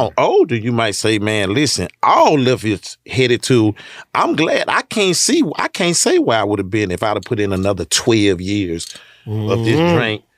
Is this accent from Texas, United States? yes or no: yes; Houston, Texas, United States; I'm from Hershelwood, I'm from South Park